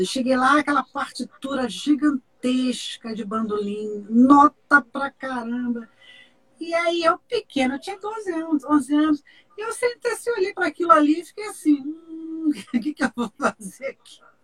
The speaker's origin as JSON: {"language": "Portuguese", "town": "Barbacena", "region": "Minas Gerais", "country": "Brazil", "tie": "born or raised there", "said": "quando eu era criança pequena lá em Barbacena"}